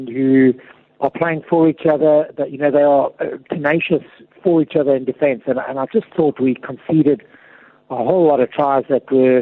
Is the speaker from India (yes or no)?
no; South Africa; as a South African.